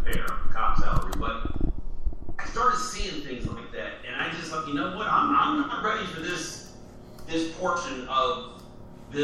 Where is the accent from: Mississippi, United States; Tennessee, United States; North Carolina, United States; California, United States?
California, United States; San Bernardino; I grew up in San Bernardino, California, Inland Empire